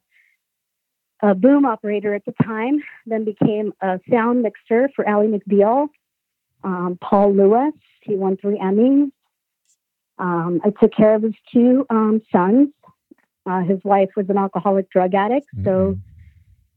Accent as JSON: {"language": "English", "region": "Sicily", "country": "Italy", "tie": "born or raised there", "moved": "yes", "lives_now": "United States", "said": "I was born in Italy, Sicily. So my whole family came to the United States in 1972."}